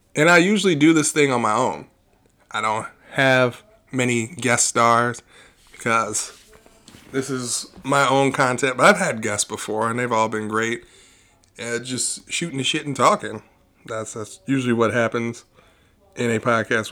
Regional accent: Aurora, United States; we grew up in Aurora

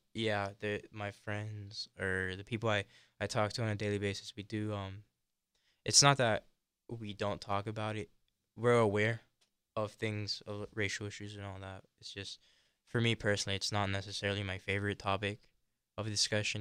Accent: Miami, Florida, United States; I grew up here in Florida, in South Florida

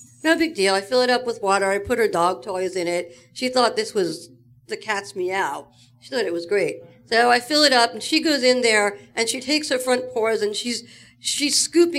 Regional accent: Long Island, New York, United States; I'm from Long Island, New York.

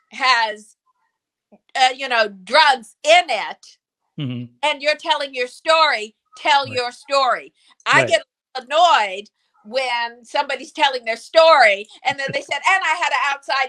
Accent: New York City, New York, United States; moved away; also born or lived in Laguna Beach, California / Los Angeles; I was born and raised in Harlem on Sugar Hill, where life is so sweet

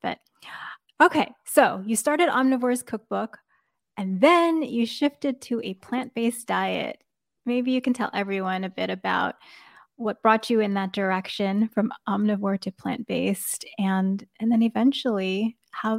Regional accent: New York, United States; moved away; I grew up in New York and one of the first H Marts was literally maybe a few blocks away from my house

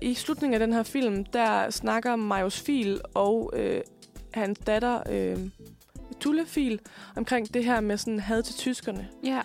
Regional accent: West Jutland, Central Denmark Region, Denmark; jeg kommer jo fra Vestjylland

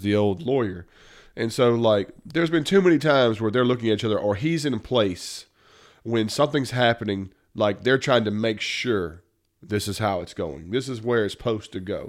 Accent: Mississippi, United States; we grew up in the South

